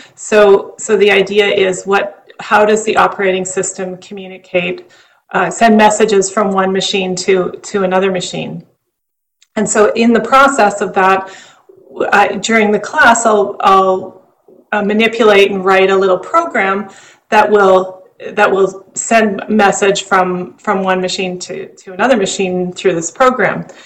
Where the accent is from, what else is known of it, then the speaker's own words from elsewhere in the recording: Western Canada, Canada; moved away; I grew up in Western Canada